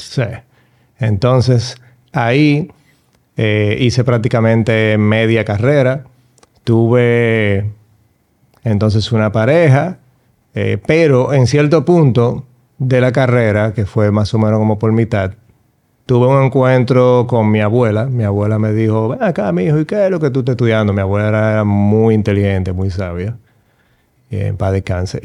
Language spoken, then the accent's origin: Spanish; Dominican Republic